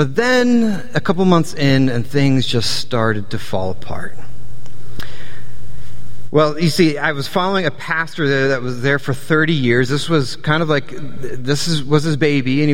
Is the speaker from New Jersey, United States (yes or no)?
yes; New Jersey, United States; also born or lived in Delaware / Southern Virginia; We're from New Jersey, greatest state in the world